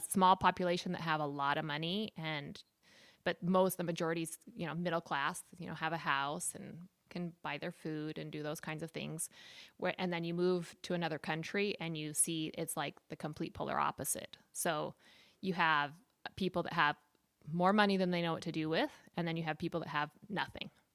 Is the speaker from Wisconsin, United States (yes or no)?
no; San Diego, California, United States; moved away as an adult; also born or lived in Utah / Puerto Rico; now in El Salvador; I was born in Utah and kind of moved around a little bit, but I spent the majority of my, my, my time in San Diego